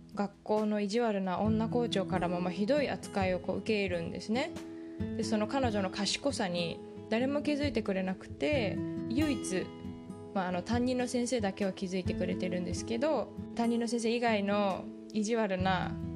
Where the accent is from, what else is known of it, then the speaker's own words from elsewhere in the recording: Japan; now in Silicon Valley, United States; 日本出身